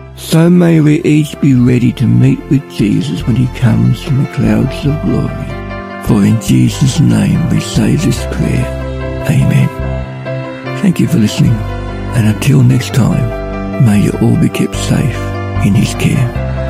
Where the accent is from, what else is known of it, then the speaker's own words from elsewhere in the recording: Ballarat, Victoria, Australia; I'm from Ballarat.